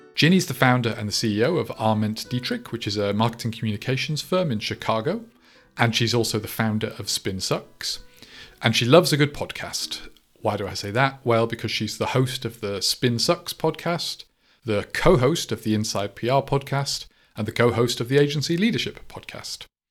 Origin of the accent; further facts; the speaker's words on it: United Kingdom; I'm a Brit